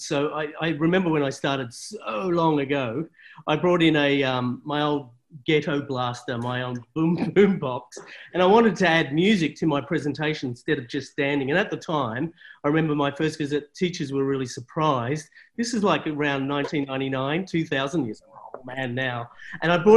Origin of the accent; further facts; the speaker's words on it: country Victoria, Australia; I grew up in country Victoria